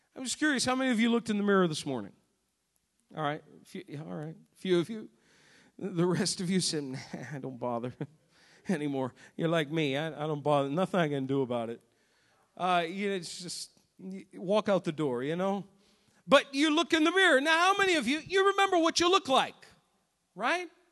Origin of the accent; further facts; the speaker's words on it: New England, United States; Growing up in New England